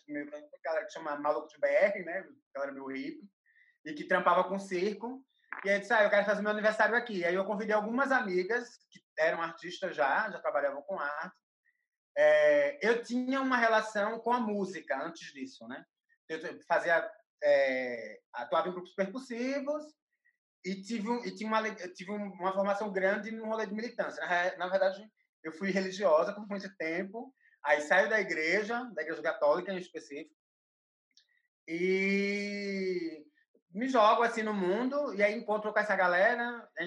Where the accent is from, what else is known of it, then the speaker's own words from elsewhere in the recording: Recife, Pernambuco, Brazil; now in São Paulo, Brazil; eu sou de Recife, moro em São Paulo